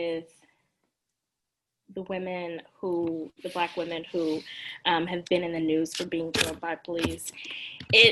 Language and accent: English; Mississippi, United States; accent: Southern; moved away as an adult; also born or lived in Louisiana; now in Washington, D.C., United States; I grew up in Mississippi, so there's plenty to be said about that, but I grew up in a suburban area